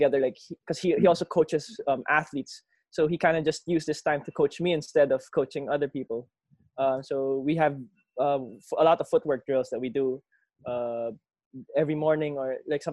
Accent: Laguna, Calabarzon, Philippines; I'm from Laguna

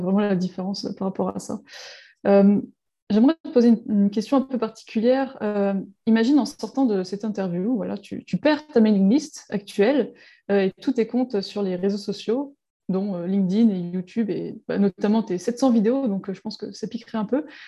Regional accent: Breton, Brittany, France; on est breton

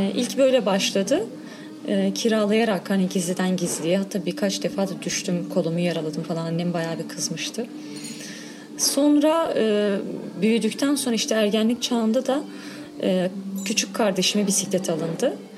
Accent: Diyarbakır, Diyarbakır Province, Turkey; ben Diyarbakır Sur'da büyüdüm.

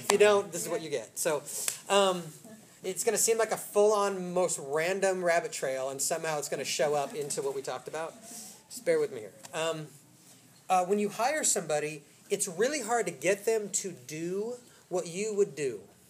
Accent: Oak Park, Illinois, United States; I grew up in Oak Park, okay?

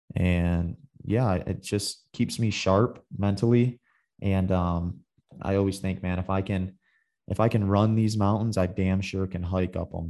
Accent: Michigan, United States; moved away; I grew up in the, in the Midwest. I'm from Michigan.

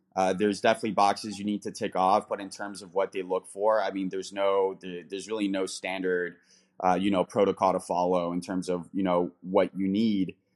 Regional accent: United States; also born or lived in London, United Kingdom / Denver, Colorado; being American

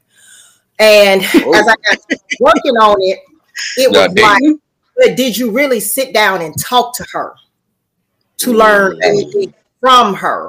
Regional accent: Birmingham, Alabama, United States; now in Talladega, United States; born and raised in Birmingham, Alabama

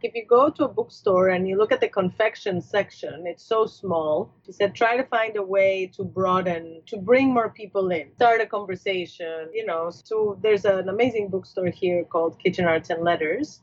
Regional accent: Mexico City, Mexico; moved away as an adult; now in United States; I grew up in Mexico City

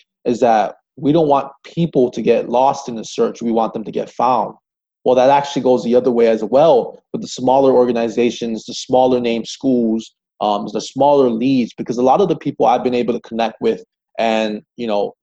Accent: Hawaii, United States; I was born and raised in Hawaii

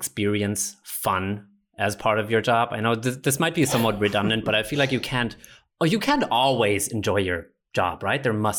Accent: Nuremberg, Bavaria, Germany; now in Berlin, Germany; I'm back home in my hometown of Nuremberg

